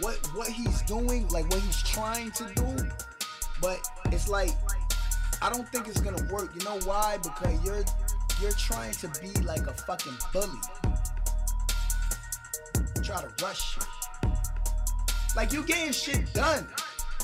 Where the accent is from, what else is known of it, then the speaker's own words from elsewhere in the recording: New York City, New York, United States; I'm from Brooklyn. And I'm in Brooklyn in the studio